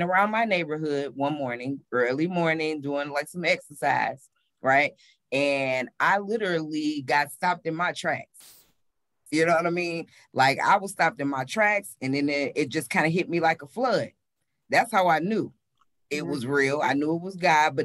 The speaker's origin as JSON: {"language": "English", "town": "Detroit", "region": "Michigan", "country": "United States", "tie": "born or raised there", "moved": "as an adult", "lives_now": "Charlotte, United States", "said": "born and raised in Detroit, Michigan"}